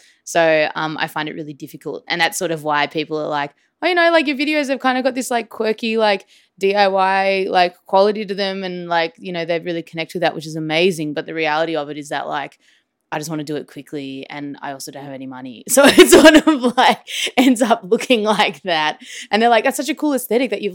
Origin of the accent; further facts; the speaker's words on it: Melbourne, Victoria, Australia; I'm an artist from Melbourne, Australia